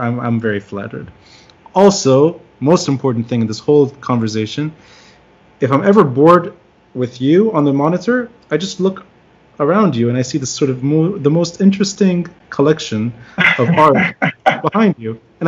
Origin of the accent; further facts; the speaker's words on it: Tripoli, North Governorate, Lebanon; now in New York, United States; somebody who's originally from Tripoli